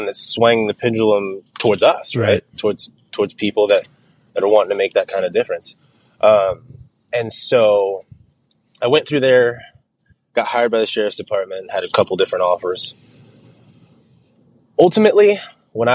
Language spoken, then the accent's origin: English; Clovis, California, United States; I grew up in Clovis, California, right? I went to Clovis High.